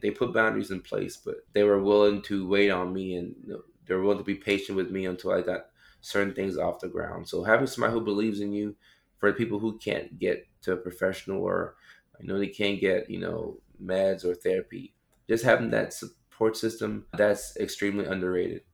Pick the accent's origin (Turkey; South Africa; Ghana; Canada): Ghana; I come from Ghana, West Africa